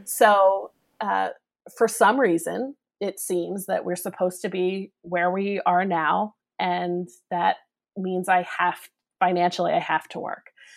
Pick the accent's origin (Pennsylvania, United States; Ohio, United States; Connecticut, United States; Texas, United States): Pennsylvania, United States; Philadelphia; accent: Philadelphia; now in Northern Virginia, United States; you can probably tell from my accent that I come from the Philadelphia area